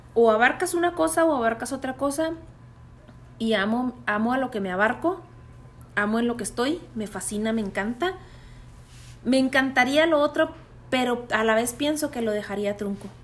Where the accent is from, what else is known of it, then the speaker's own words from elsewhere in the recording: Mexico; soy de México